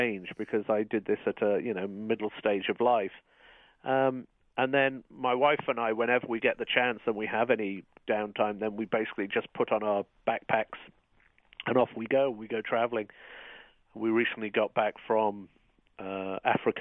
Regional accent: United Kingdom; moved away as an adult; now in United States

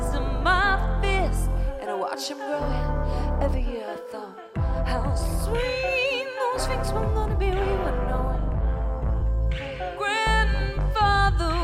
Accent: New York, United States; I'm from New York

